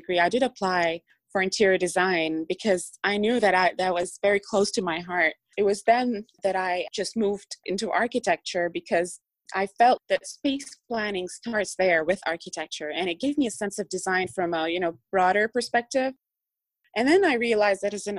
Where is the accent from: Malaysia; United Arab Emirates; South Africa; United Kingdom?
United Arab Emirates; Dubai; English is a second language; now in United States; I was born and raised in Dubai